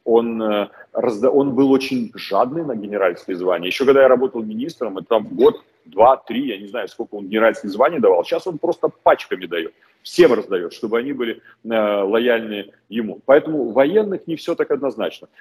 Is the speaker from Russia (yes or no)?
no; Belarus; moved away; как просто белорус